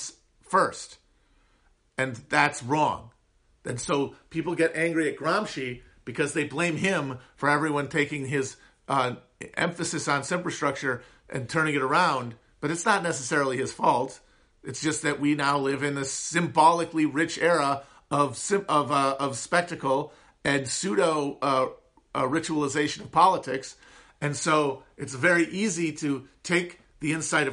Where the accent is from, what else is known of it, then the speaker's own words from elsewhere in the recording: Upper Midwest, United States; accent: high nasal twang of the upper Midwest; I have one of the least appealing American accents, the high nasal twang of the upper Midwest